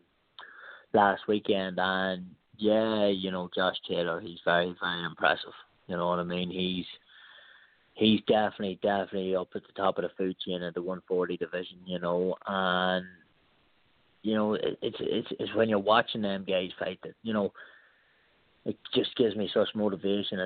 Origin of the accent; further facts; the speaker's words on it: Ireland; moved away as an adult; now in United States; I'm from Ireland, you know what I mean? We never had Thanksgiving